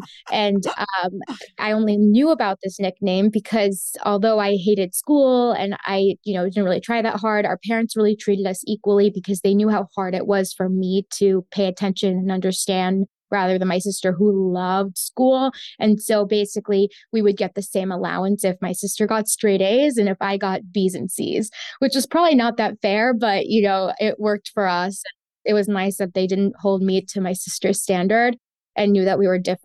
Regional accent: Florida, United States; first language Spanish; English is a second language; I was born and raised in Florida

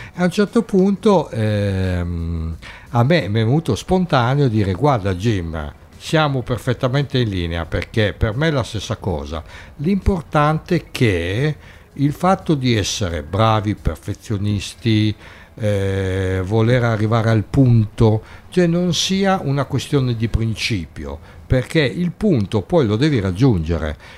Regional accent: Turin, Piedmont, Italy; now in Bologna, Italy; io sono di Torino

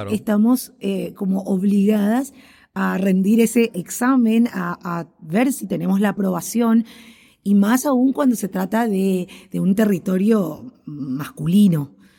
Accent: Asunción, Paraguay; yo nací en Asunción, la capital de Paraguay. Eh, vivo aquí en Paraguay, eh, justamente en Asunción. Y bueno, me crié

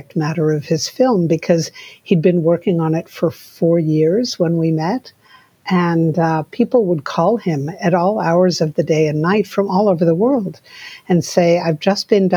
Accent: New York City, New York, United States; moved away as an adult; also born or lived in Santa Fe, New Mexico; I grew up in New York City

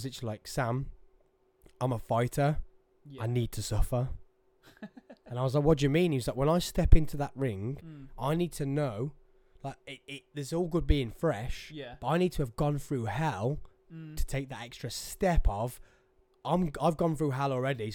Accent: England, United Kingdom; I'm English

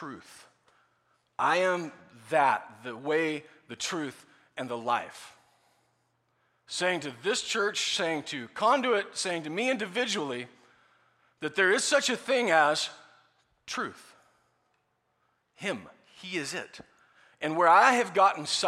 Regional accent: Nebraska, United States; I was raised by coyotes in Nebraska

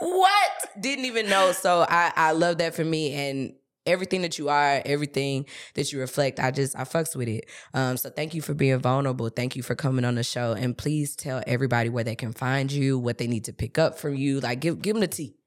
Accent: St. Louis, Missouri, United States; I'm from Saint Louis

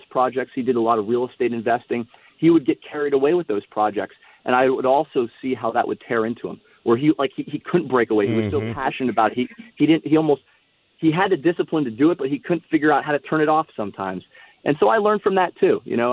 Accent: Miami, Florida, United States; also born or lived in San Diego, California / Austin, Texas; I grew up in Miami, Florida

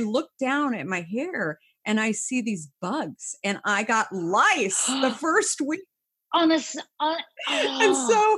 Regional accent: Scottsdale, Arizona, United States; moved away as an adult; now in New York, United States; I grew up in Scottsdale

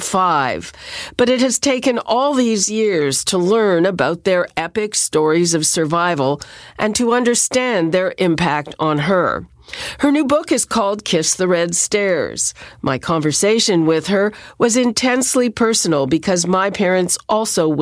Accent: Montreal, Quebec, Canada; I grew up in Montreal

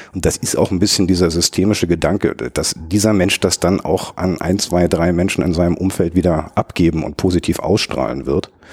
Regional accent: Berlin, Germany; Berliner, gebürtiger Berliner, einer der, der, der letzten verbliebenen Eingeborenen

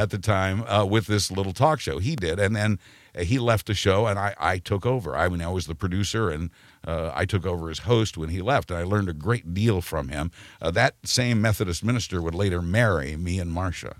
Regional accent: Wichita, Kansas, United States; moved away as an adult; I was born and raised in Wichita, Kansas

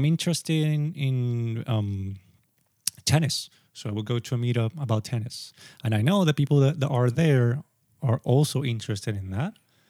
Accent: Sri Lanka; now in Japan; And then I come to Japan and I'm like, oh, I'm from Sri Lanka.

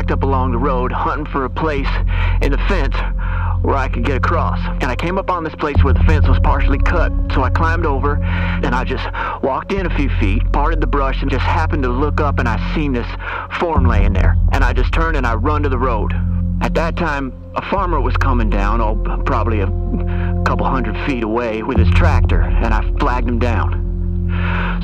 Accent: North Manchester, Indiana, United States; I'm a timberman from North Manchester, and I came here to check the woods again to go over it.

